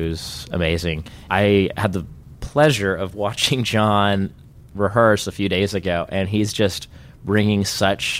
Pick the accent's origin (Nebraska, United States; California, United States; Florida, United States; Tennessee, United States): California, United States; Laguna Beach; I'm from Laguna Beach originally